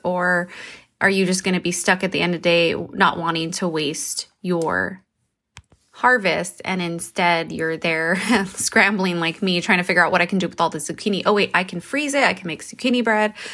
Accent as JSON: {"language": "English", "region": "New Mexico", "country": "United States", "said": "I come from New Mexico"}